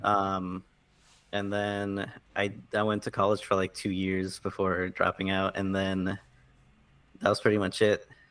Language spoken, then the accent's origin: English; South Florida, United States; moved away as an adult; now in New York, United States; I grew up in, in South Florida originally. Uh, lived there pretty much my whole life.